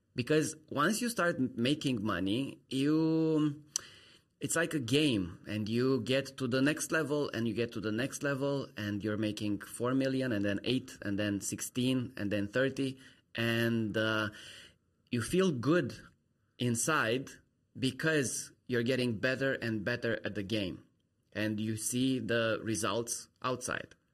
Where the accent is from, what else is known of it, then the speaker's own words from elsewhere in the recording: Romania; moved away as an adult; I'm from Romania